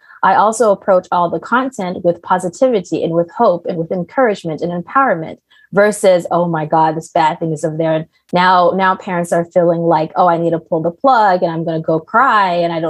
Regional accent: Riyadh, Riyadh Province, Saudi Arabia; also born or lived in Maryland; now in United States; So as a kid, I was born in the United States, in Maryland in particular. And then I moved to Riyadh, Saudi Arabia. So I actually lived in the Middle East for the most of my growing up. So now I know Arabic and English.

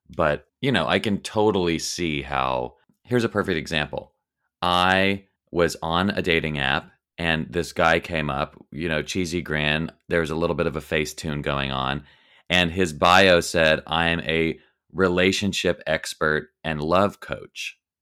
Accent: the South, United States; growing up in the South, every single person I knew was Christian

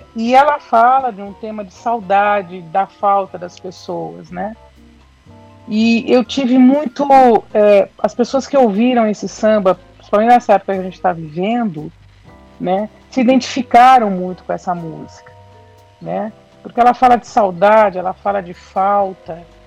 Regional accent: São Paulo, Brazil; Sim, sou de São Paulo, da capital, que paulistana.

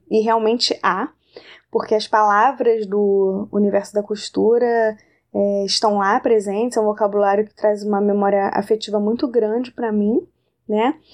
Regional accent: Rio de Janeiro, Brazil; eu sou do Rio de Janeiro

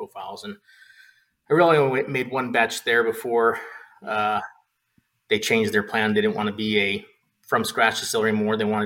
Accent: Arizona, United States; moved away as an adult; now in Peoria, United States; I'm from Arizona

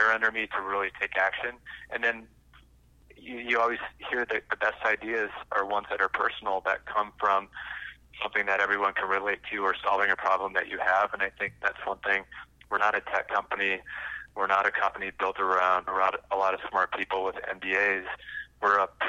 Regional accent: South Dakota, United States; when I was growing up in South Dakota, I had lawnmowing businesses

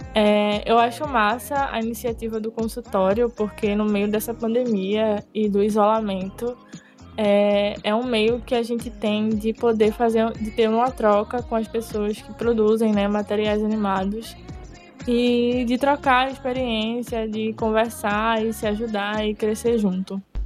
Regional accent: Recife, Pernambuco, Brazil; sou de Recife, Pernambuco

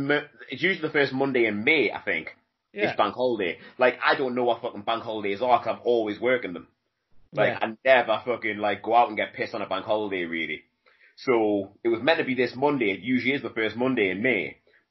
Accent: South Shields, North East England, United Kingdom; South Shields. Yeah, Newcastle. Shields. That's my hometown where I grew up

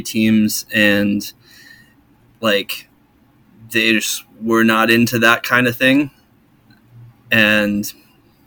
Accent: Midwest, United States; moved away; I'm originally from the Midwest

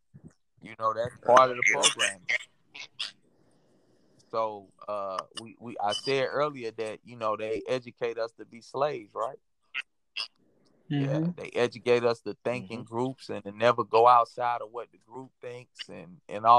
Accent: Brunswick, Georgia, United States; my hometown, born and raised Brunswick, Georgia

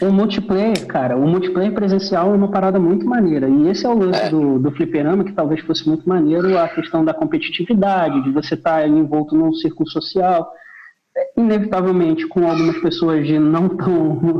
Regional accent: Belém, Pará, Brazil; moved away; also born or lived in Rio de Janeiro / Fortaleza; eu nasci no Rio, mas eu me mudei com 4, 5 anos. Eu fui para Belém.

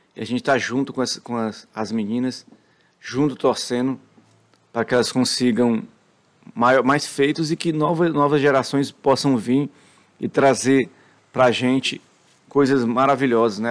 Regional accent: Brazil

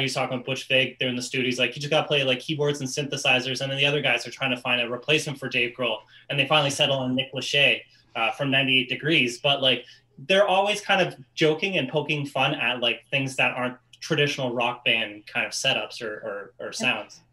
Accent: Canada; I'm Canadian

